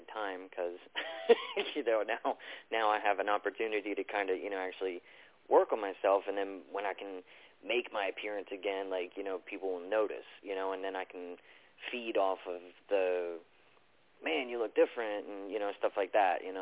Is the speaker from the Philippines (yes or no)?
no; Baltimore, Maryland, United States; moved away as an adult; now in North Carolina, United States; I'm originally from Baltimore, so I moved down to North Carolina